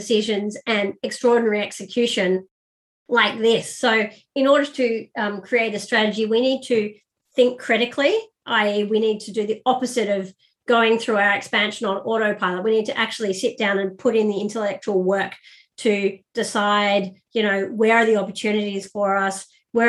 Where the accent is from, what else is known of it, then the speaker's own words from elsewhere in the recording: Sydney, New South Wales, Australia; moved away as an adult; also born or lived in Paris / London / Cairo / Abu Dhabi; I'm originally from Sydney, Australia